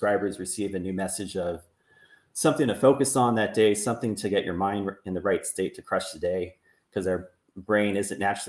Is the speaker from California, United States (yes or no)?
yes; Burlingame, California, United States; back in my hometown in Burlingame